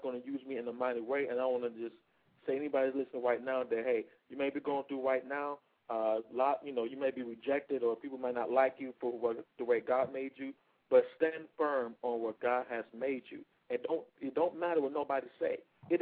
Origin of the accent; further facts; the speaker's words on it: Detroit, Michigan, United States; moved away; also born or lived in Atlanta, Georgia; I was born and raised in Detroit, Michigan.